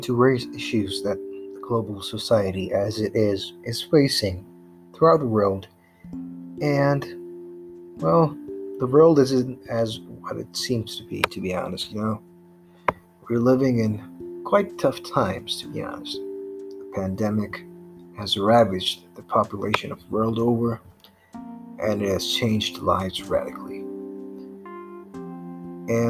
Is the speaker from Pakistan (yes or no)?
yes; Pakistan; my home country, Pakistan